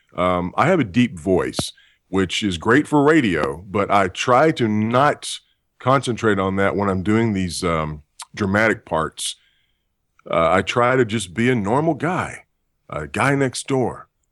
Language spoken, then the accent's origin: English; Texas, United States; moved away; also born or lived in California; I'm actually from Texas